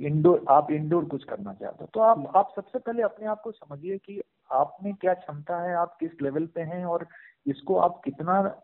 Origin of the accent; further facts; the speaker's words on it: Bihar, India; now in Bangalore, India; अपने तरफ बिहार में जहाँ पे मैं पला बड़ा हूँ